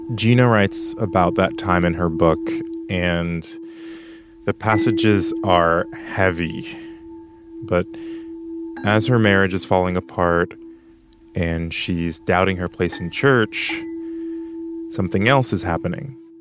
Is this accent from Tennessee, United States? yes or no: yes; Tennessee, United States; I'm from Tennessee